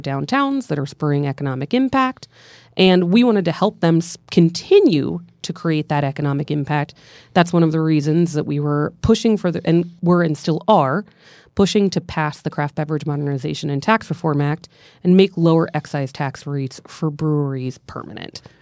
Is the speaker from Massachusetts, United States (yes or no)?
no; central Pennsylvania, United States; I'm from Pensl-, central Pennsylvania